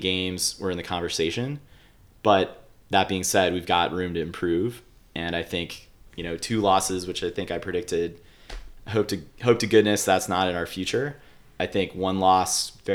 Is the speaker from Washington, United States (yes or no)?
no; Ohio, United States; I grew up in Ohio